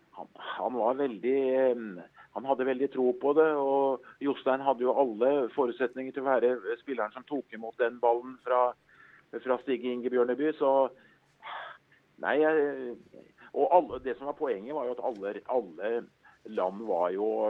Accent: Skedsmo, Akershus, Norway; jeg husker jeg satt hjemme i Skedsmo

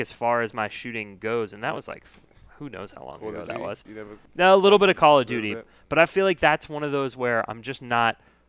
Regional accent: United States; I'm from America

